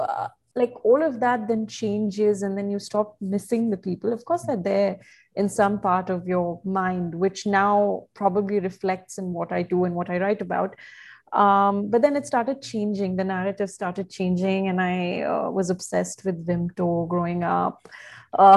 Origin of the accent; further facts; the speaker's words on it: Bahrain; also born or lived in India; So, growing up in Bahrain, uh, especially because I moved uh, from India, much like yourself